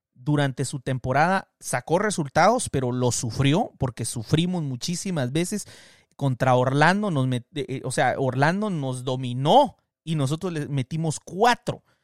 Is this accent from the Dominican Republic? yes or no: no; Guatemala; moved away as an adult; also born or lived in Guatemala City; now in United States; yo crecí en Guatemala, yo me vine a los 27 años, 28 años a los Estados Unidos